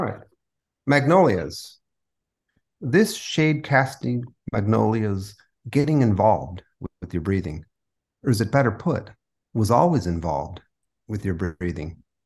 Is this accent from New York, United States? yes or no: no; San Diego, California, United States; first language Spanish; English is a second language; moved away as an adult; also born or lived in San Francisco; now in New Orleans, United States; I was born in San Diego. I grew up there.